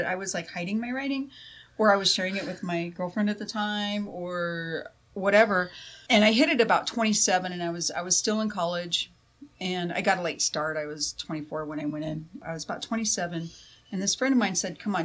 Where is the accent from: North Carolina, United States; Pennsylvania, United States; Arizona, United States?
Arizona, United States; Tempe; moved away as an adult; also born or lived in Tucson, Arizona / Phoenix, Arizona; now in Kansas, United States; I grew up in Tempe